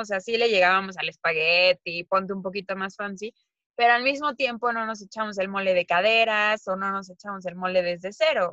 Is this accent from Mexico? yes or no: yes; Mexico; moved away; nosotras somos mexicanas